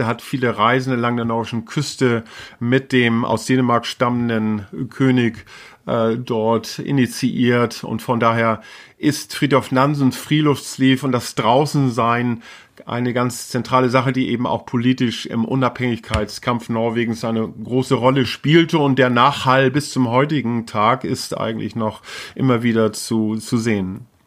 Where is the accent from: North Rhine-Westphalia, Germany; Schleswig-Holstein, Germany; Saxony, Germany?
Schleswig-Holstein, Germany; first language Low German; also born or lived in Stapelholm; Also ich bin in, in Schleswig geboren. Ich äh, bin in Schleswig-Holstein groß geworden.